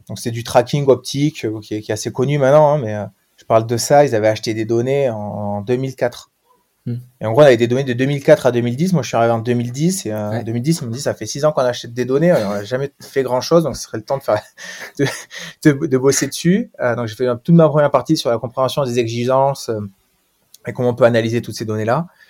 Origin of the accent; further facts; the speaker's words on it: Pau, Nouvelle-Aquitaine, France; je suis palois, donc petite région du, euh, sud-ouest.